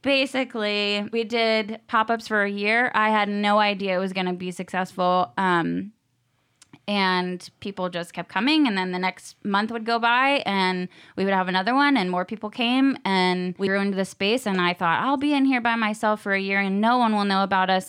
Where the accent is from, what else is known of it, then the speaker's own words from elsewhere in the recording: Virginia Beach, Virginia, United States; moved away as an adult; also born or lived in Costa Rica; now in Nashville, United States; I am from Virginia, Beach, Virginia